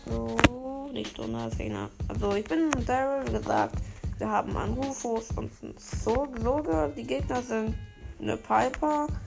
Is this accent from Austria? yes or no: no; Turkey; Ich als Türke kann das von mir behaupten und nicht als Ironie bezeichnen.